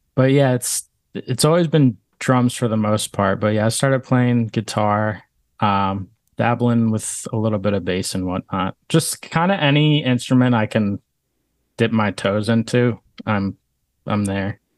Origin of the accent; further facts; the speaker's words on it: Langhorne, Pennsylvania, United States; moved away as an adult; also born or lived in West Chester, Pennsylvania; now in Philadelphia, United States; I'm from Bucks County, uh, Langhorne area. Um, I grew up there, went to Neshaminy High School